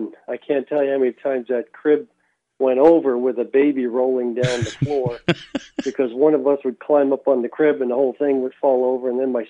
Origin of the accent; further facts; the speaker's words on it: New York City, New York, United States; New York City, Queens.